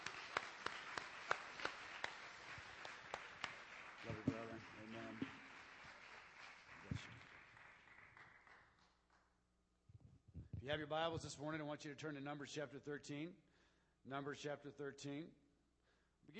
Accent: Southwest, United States; moved away; I grew up in the Southwest.

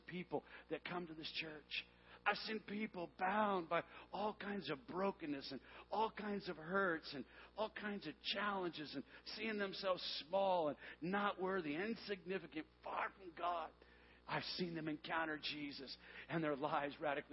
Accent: Tucson, Arizona, United States; moved away; we moved back to my hometown, Tucson, Arizona, for 1 year

